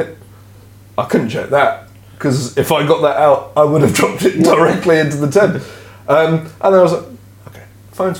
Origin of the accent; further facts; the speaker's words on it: United Kingdom; we're British